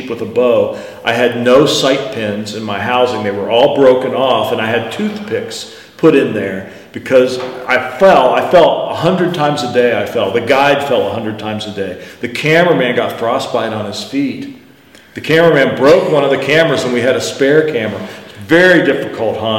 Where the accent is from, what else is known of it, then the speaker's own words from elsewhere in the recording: United States; I'm American guy